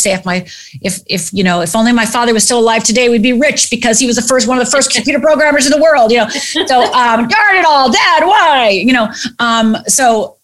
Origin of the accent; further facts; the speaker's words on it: United States; I'm from Upper Michigan, Upper Minnesota. I'm from the Finnish background. I'm actually 100% Finnish